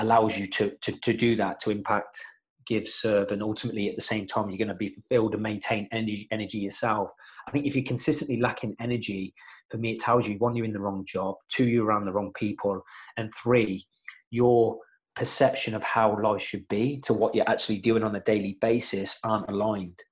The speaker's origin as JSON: {"language": "English", "town": "Coventry", "region": "West Midlands", "country": "United Kingdom", "said": "I'm just from Coventry."}